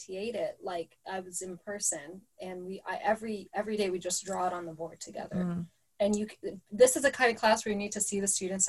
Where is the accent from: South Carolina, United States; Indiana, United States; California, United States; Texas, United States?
California, United States; Orange County; we grew up in Orange County and we're not black, obviously, but being Middle Eastern